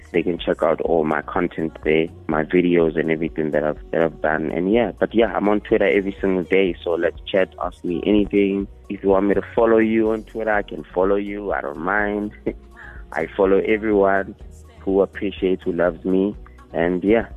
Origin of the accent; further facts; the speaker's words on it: Northam, Limpopo, South Africa; also born or lived in Manserre; I was born in Manzere and then we moved to Northam